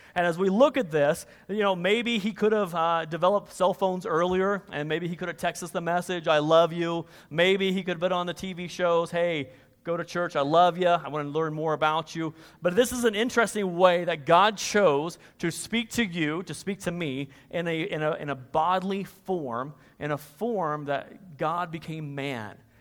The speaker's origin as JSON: {"language": "English", "region": "Kansas", "country": "United States", "moved": "yes", "said": "I'm originally from Kansas"}